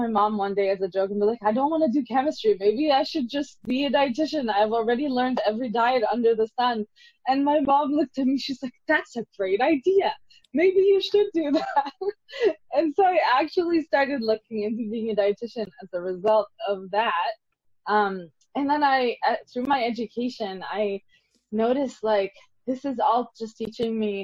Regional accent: Lebanon; I'm from Lebanon

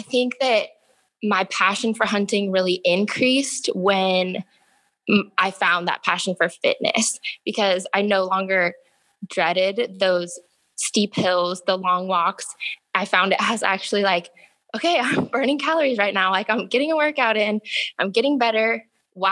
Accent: Forest Grove, Oregon, United States; now in Salem, United States; growing up in Forest Grove

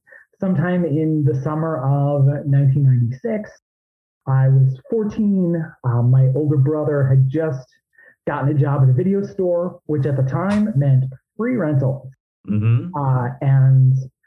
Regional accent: Illinois, United States; moved away; I'm originally from Illinois. So I was living out there, southwest of Chicago

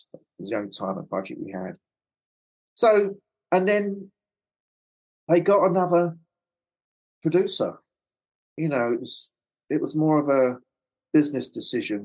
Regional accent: London, United Kingdom; accent: Cockney; moved away as an adult; now in Los Angeles, United States; I'm like a Cockney boy from London

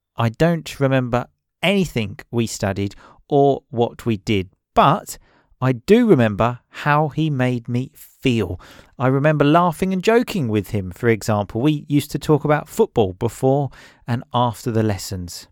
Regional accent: England, United Kingdom; I grew up in England

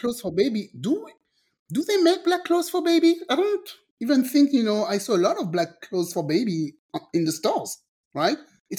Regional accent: France; moved away; also born or lived in Guadeloupe; I'm originally from the French Caribbean. I grew up in France

